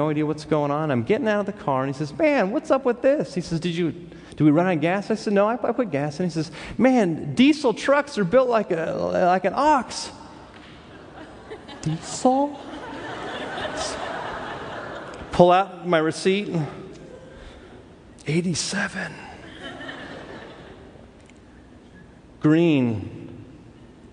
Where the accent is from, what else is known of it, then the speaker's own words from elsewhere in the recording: Los Angeles, California, United States; I grew up in Los Angeles. Growing up in Los Angeles, you meet a lot of different type of people.